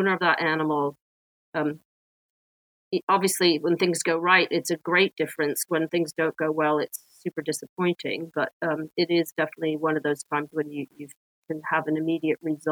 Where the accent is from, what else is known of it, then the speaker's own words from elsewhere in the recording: Washington, District of Columbia, United States; moved away as an adult; also born or lived in Boston / Israel / Canada; now in United Kingdom; growing up in Washington, D.C. in the city